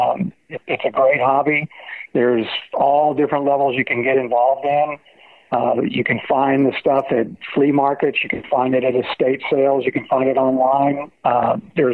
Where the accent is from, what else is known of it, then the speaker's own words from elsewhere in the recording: Florida, United States; I was born and raised in Florida